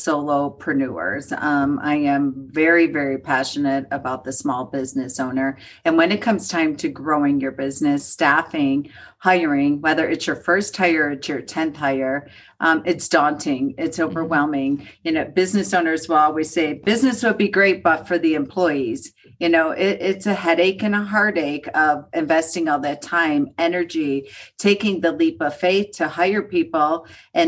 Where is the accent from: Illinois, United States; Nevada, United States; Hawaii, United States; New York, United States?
New York, United States; Buffalo; now in Colorado, United States; I grew up in Buffalo, New York, where the sun did not shine for about 6 to 8 months